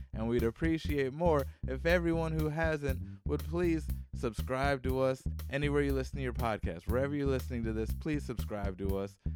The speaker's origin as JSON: {"language": "English", "region": "Hawaii", "country": "United States", "tie": "born or raised there", "moved": "yes", "said": "growing up in Hawaii"}